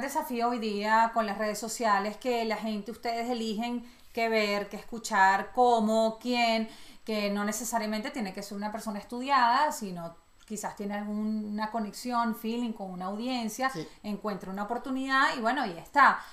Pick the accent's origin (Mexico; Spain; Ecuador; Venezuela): Venezuela; Yo soy totalmente venezolana